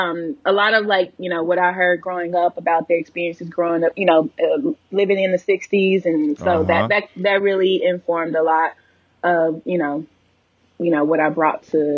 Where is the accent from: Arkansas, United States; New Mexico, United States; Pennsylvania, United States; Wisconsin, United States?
Arkansas, United States; Pine Bluff; born or raised there; moved away